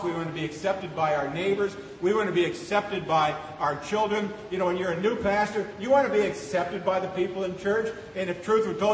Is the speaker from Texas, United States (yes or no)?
no; Seward, Nebraska, United States; moved away; as a kid growing up in Seward, Nebraska, going to the Seward County Fair